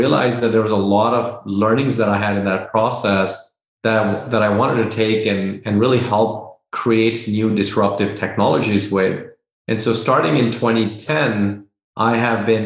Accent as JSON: {"language": "English", "town": "Dehradun", "region": "Uttarakhand", "country": "India", "tie": "born or raised there", "also_born_or_lived": "Delhi", "moved": "as an adult", "lives_now": "United States", "said": "I was born in Delhi, grew up in Dehradun, did my schooling there, moved to the US and did my undergrad in computer science"}